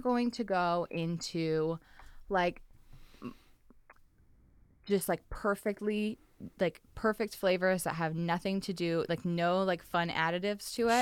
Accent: Texas, United States; now in Los Angeles, United States; I grew up in Texas where we had a lot of tornadoes

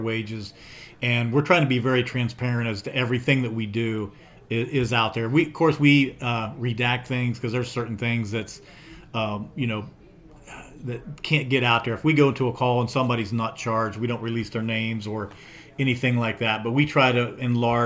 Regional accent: Coolville, Ohio, United States; I was born and raised in Coolville, Ohio.

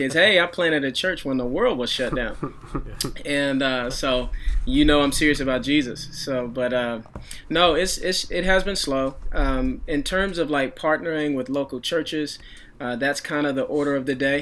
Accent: Dallas, Texas, United States; moved away as an adult; also born or lived in Chicago; I was sent out about a year ago to my hometown of Dallas, Texas, to plant a church here in the Dallas

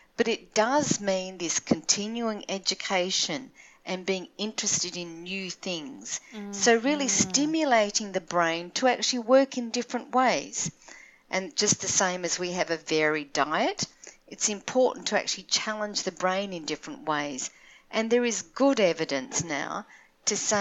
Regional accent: Australia; now in Toronto, Canada; I'm an Australian living in Toronto

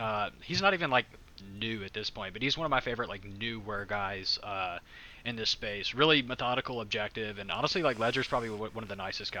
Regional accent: United States; I'm an American

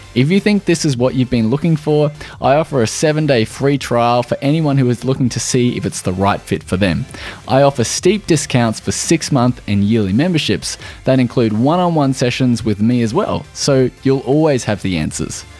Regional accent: Australia

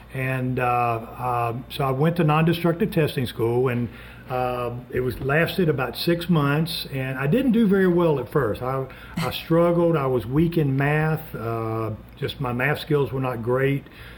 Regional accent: Montgomery, Alabama, United States; moved away as an adult; also born or lived in Gaffney, South Carolina / Birmingham, Alabama; I grew up in Montgomery, Alabama, and I wanted to get back to Alabama.

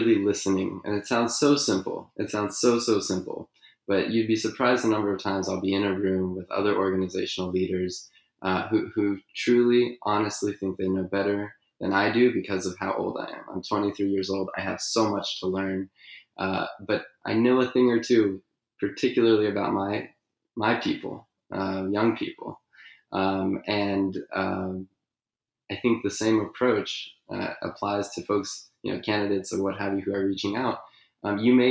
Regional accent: California, United States; my home state of California

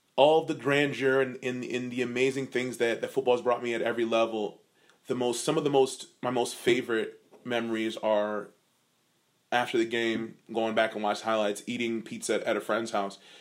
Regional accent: Virginia Beach, Virginia, United States; I'm from Virginia Beach

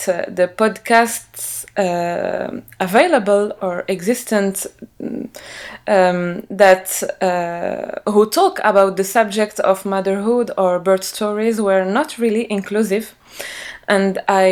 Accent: Morocco; moved away as an adult; now in France; I'm originally from Morocco. I raised and grew up in Morocco, and I live now in France

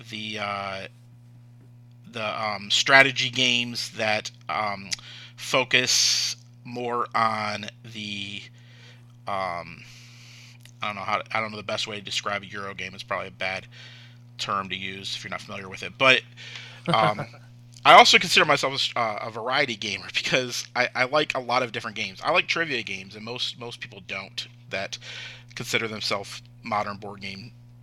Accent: Michigan, United States; I'm from Michigan

